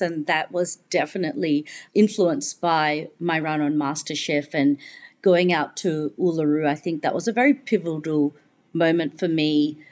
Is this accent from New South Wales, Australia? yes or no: no; Melbourne, Victoria, Australia; also born or lived in United Kingdom; Victoria and Melbourne, where I'm from